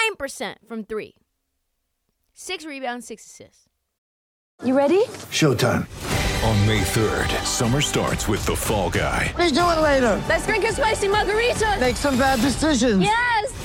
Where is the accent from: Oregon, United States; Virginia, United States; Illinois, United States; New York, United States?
Oregon, United States; Portland; my hometown, Portland, Oregon